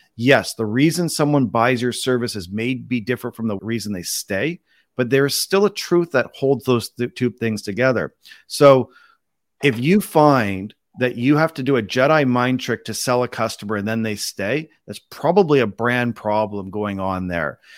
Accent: Canada; also born or lived in Toronto, Canada; I'm Canadian, born and raised

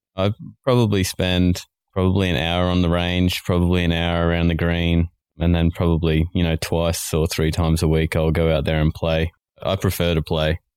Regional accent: Australia

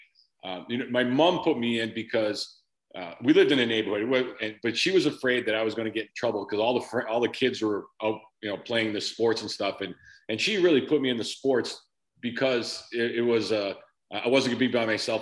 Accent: Framingham, Massachusetts, United States; I grew up in a town about 25 minutes west, Framingham, Massachusetts

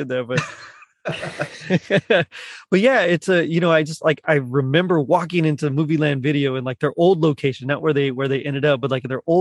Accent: Edinburg, Texas, United States; also born or lived in Corpus Christi, Texas; I'm from Edinburgh, so you know, that's where I was born and raised

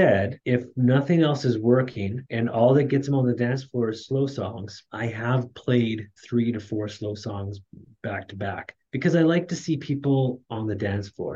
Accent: Canada; my wife and I, we were both born and raised in Canada

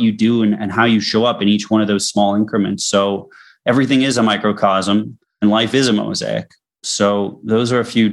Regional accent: Boston, Massachusetts, United States; I'm from Boston

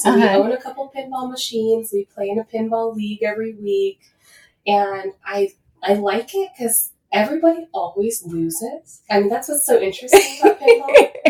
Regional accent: Washington, United States; I mean, I'm from Washington originally

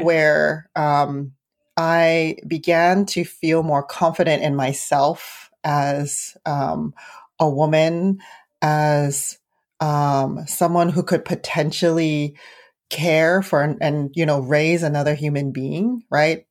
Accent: San Francisco, California, United States; also born or lived in Arizona; growing up in the city

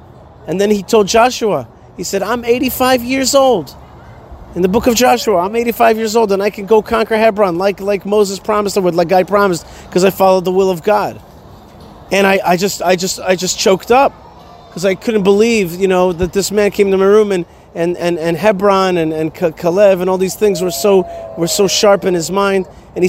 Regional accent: Israel; I said, "Israel."

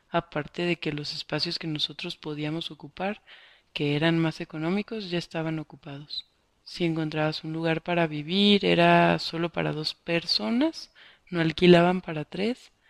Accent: Honduras; moved away as an adult; now in Mexico; pero me decían, tú no eres de aquí, de México. No, les decía, soy hondureña. Ah, no, solo mexicanos, me decían.

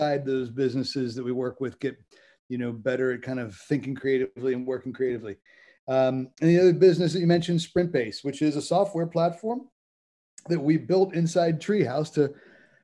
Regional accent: Cincinnati, Ohio, United States; moved away as an adult; also born or lived in Cambridge, United Kingdom; now in London, United Kingdom; I'm originally from Cincinnati, Ohio

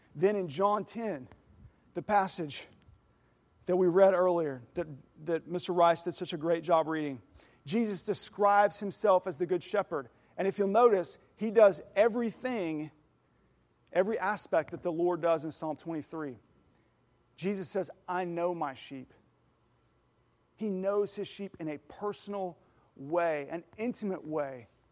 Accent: Oklahoma, United States; I know a thing or two about cattle, 'cause I'm from Oklahoma

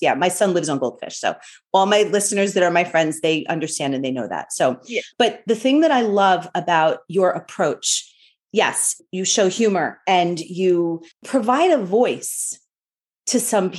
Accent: Northeast, United States; You know, I grew up in the Northeast as Protestant, converted to Catholicism.

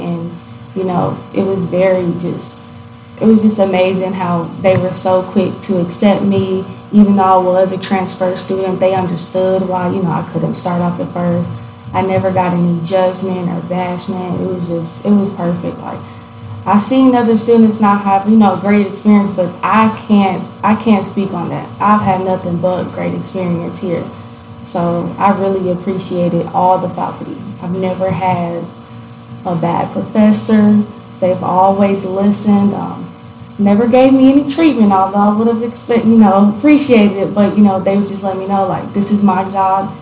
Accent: Gallatin, Tennessee, United States; also born or lived in Detroit, Michigan; so I'm from Gallatin, Tennessee. Um, I was born in Detroit, Michigan. Moved down to Gallatin when I was pretty young. And um, I stayed in Gallatin until I was about 12

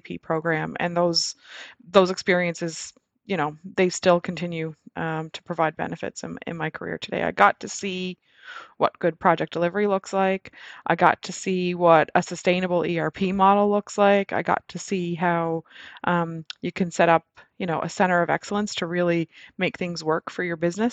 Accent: Nova Scotia, Canada; moved away as an adult; also born or lived in Alberta; I actually moved to Nova Scotia, my hometown

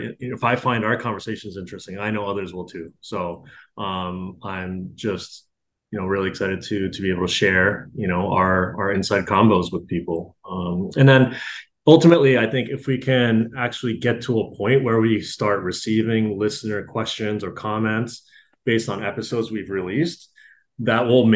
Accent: United States; also born or lived in Japan; I was born in Japan, but I did grow up in America.

